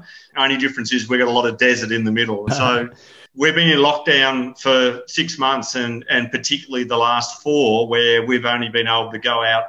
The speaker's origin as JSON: {"language": "English", "region": "south of Australia", "country": "Australia", "tie": "born or raised there", "said": "I grew up in the south of Australia, down the bottom. And look, I grew up in a really small country town. It was literally 200 people in the town in the middle of a rural area. I was born in that area"}